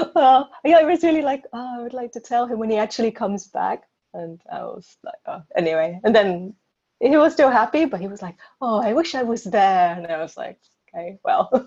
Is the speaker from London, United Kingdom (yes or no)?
yes; London, United Kingdom; moved away as an adult; now in Prague, Czech Republic; I'm originally from London and I moved to Prague